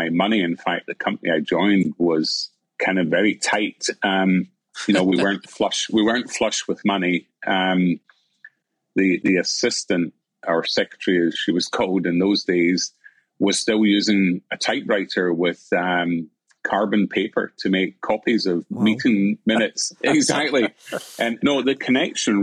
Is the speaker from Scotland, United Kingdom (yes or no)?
yes; Glasgow, Scotland, United Kingdom; moved away as an adult; also born or lived in Aberdeen; I was brought up in Glasgow and went to Shawland Primary and Academy